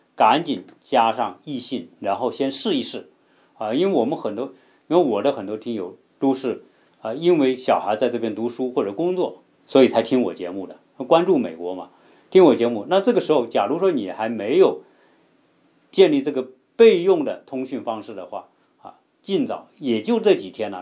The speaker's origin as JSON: {"language": "Chinese", "country": "China", "moved": "yes", "lives_now": "United States", "said": "我们中国人呢，说实在的，对隐私的概念呢，也没有美国人这么讲"}